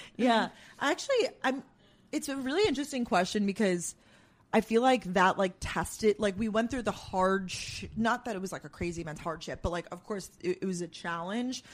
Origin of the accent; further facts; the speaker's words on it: Long Island, New York, United States; also born or lived in Georgia / Boston; now in New York City, United States; born and raised in New York